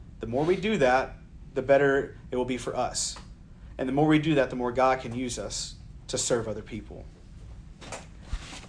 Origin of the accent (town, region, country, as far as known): the South, United States; born or raised there